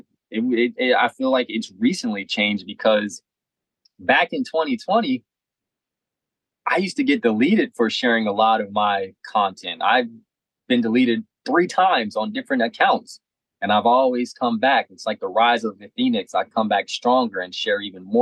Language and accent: English; Maryland, United States; I'm from Maryland.